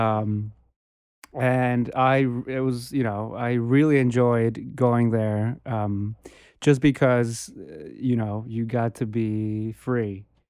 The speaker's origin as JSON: {"language": "English", "town": "Bogota", "region": "Bogotá", "country": "Colombia", "tie": "born or raised there", "moved": "yes", "said": "I grew up in, I was born and raised in Bogota"}